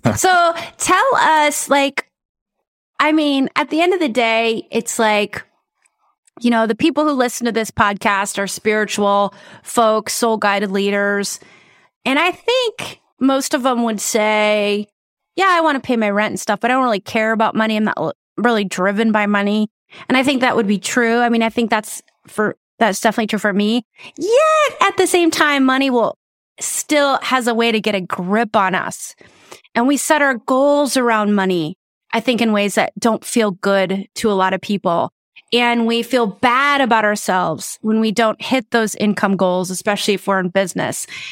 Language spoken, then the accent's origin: English; South Dakota, United States; I'm originally from South Dakota